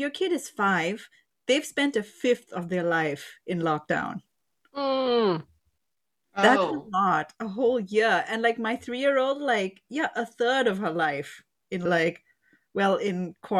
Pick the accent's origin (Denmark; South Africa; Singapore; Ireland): Singapore; now in United States; So I'm Indian and of Indian descent. And I grew up in Singapore, though.